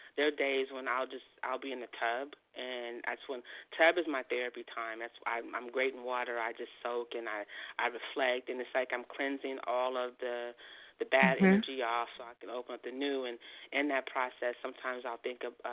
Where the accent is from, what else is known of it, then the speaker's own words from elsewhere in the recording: San Francisco, California, United States; I'm from San Francisco